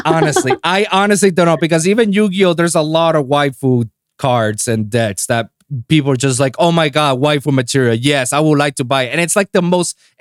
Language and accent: English; Puerto Rico; English is a second language; moved away as an adult; now in Miami, United States; I was born and raised in Puerto Rico